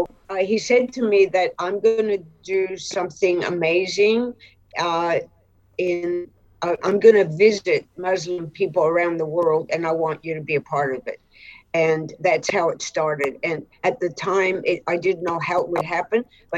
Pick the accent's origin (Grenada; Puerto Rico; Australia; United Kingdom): Australia; also born or lived in Cairo, Egypt; I was born in Cairo, Egypt, but I'm not Egyptian. I'm actually Australian Greek.